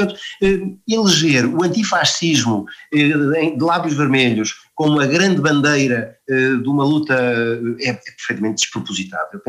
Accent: Portugal; eu sou português

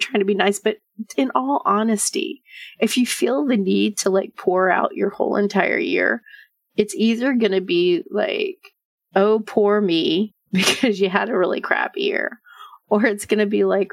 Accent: Texas, United States; I'm from Texas.

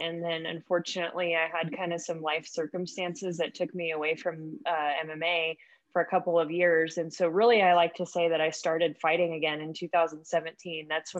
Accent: Paradise, California, United States; moved away; also born or lived in Knoxville, Tennessee / East Tennessee; I grew up in Northern California. So just kind of like in the mountains. I don't know if you heard of the town Paradise that kind of burned down.

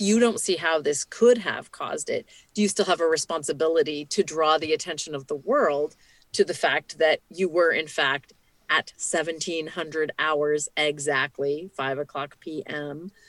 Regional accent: Canada; now in United States; as a Canadian who lives in the U.S.

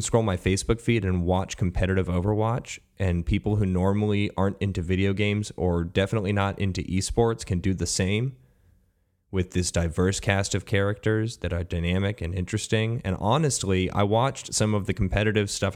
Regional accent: United States; an American sports fan

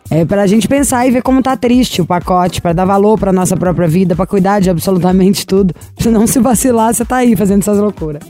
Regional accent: Minas Gerais, Brazil; sou mineiro

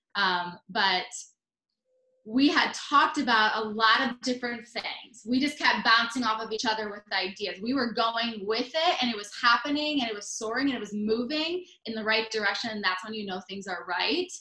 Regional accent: Michigan, United States; moved away; growing up in Michigan

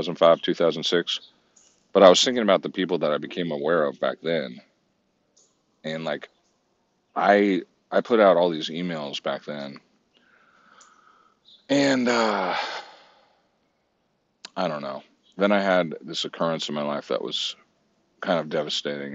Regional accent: Santa Cruz, California, United States; it was recorded in my hometown.

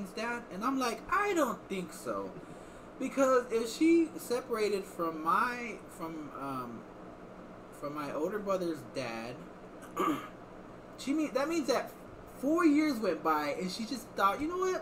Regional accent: Iowa, United States; I was like, Iowa

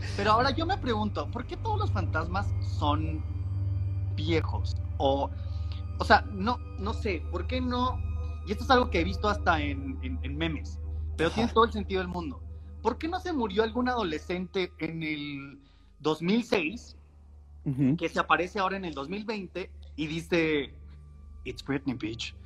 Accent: Hermosillo, Sonora, Mexico; somos de Hermosillo

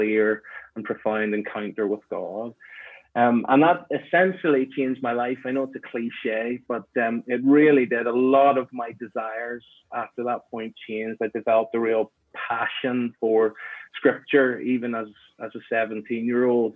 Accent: Belfast, Northern Ireland, United Kingdom; I was born in Northern Ireland, grew up in Belfast

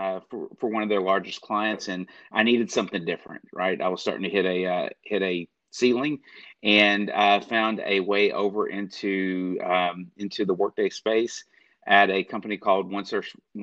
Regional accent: Southeast Texas, United States; I was born in Southeast Texas, and with family roots back into Louisiana and Mississippi

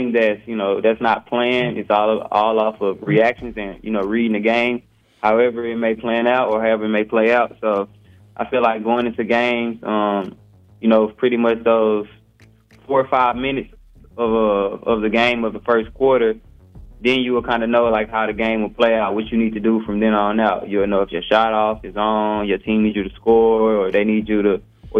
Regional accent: Baton Rouge, Louisiana, United States; I'm from Baton Rouge, Louisiana

